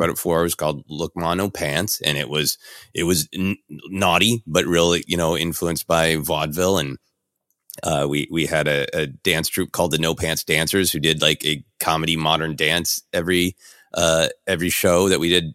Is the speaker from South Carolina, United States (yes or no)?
no; Minneapolis, Minnesota, United States; I was raised in Minneapolis